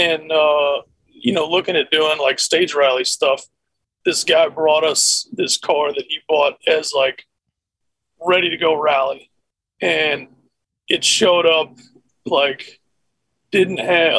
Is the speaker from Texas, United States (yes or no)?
yes; Austin, Texas, United States; I was born and raised in Austin